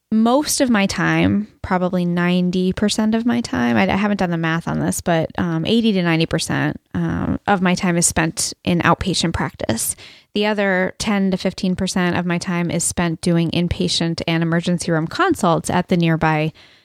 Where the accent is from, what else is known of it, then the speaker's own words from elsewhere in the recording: Boston, Massachusetts, United States; also born or lived in Ohio; I'm from Ohio, technically, but really Boston.